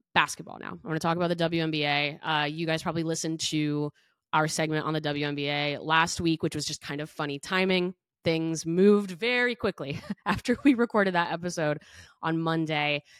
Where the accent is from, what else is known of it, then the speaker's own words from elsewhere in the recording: Big Ten country, Midwest, United States; now in Chicago, United States; I grew up in Big Ten country